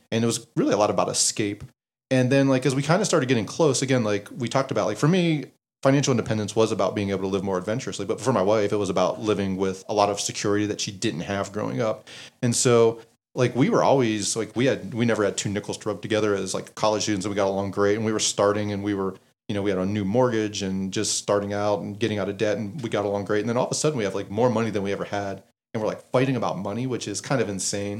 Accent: Western Pennsylvania, United States; I grew up in Western Pennsylvania

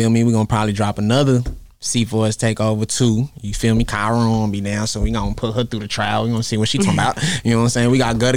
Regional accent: Brooklyn, New York, United States; I was born in Brooklyn, grew up on Rockefeller.

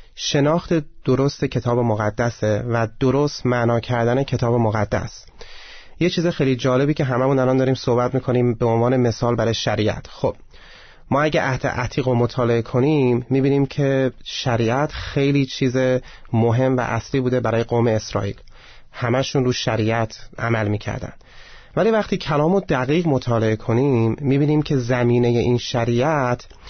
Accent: Iran; به من که ایرانیم

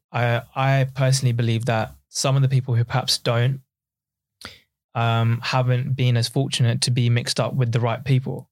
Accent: Essex, East of England, United Kingdom; also born or lived in East London; I was originally from East London and, um, once I was, uh, in my sort of early childhood, my dad realized that actually if we move out just outside of London to Essex

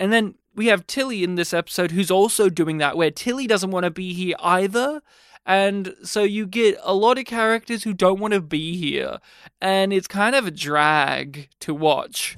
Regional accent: Australia; I'm Australian

